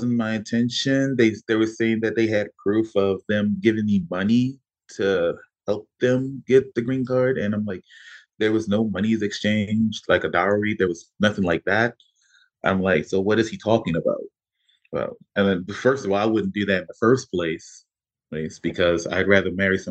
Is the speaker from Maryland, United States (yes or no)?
yes; Baltimore, Maryland, United States; moved away as an adult; We got married in the courthouse back in my hometown of Baltimore